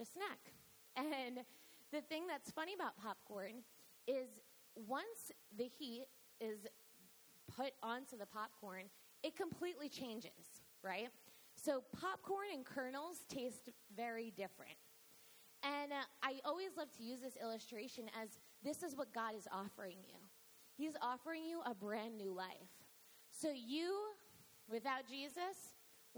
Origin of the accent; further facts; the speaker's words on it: New York, United States; I grew up in New York.